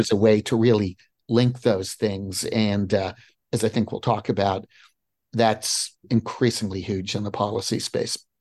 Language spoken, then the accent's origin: English; New Jersey, United States; now in Crystal City, United States; I grew up in New Jersey